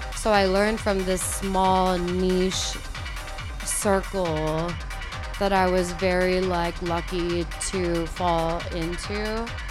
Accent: Guam; I'm from Guam. Okay. Like born and raised

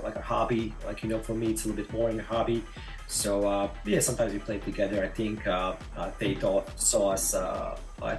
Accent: Croatia; moved away as an adult; also born or lived in Tampa Bay, Florida; now in St. Petersburg, United States; I was born in Croatia

